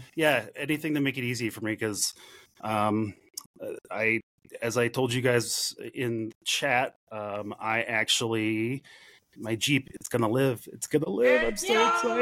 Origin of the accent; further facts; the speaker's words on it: Chicago, Illinois, United States; moved away; I grew up in Chicago